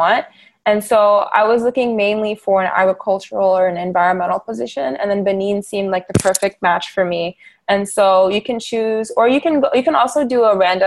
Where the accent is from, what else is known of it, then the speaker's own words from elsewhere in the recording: Dakar, Senegal; moved away; my experiences as a child, also growing up in Dakar